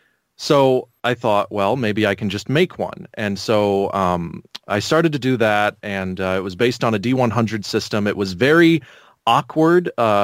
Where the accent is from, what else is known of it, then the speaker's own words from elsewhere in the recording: California, United States; So I originally grew up in on basically Edwards Air Force Base. Went to high school there.